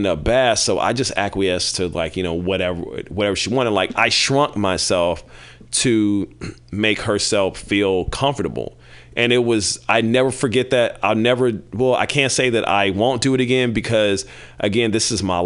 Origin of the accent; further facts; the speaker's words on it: Kansas City, United States; I'm from Kansas City, home of of cows and barbecue